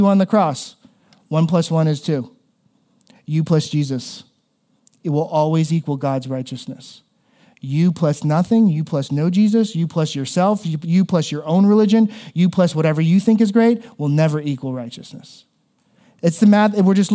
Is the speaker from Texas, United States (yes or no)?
no; South Florida, United States; moved away; where I grew up in South Florida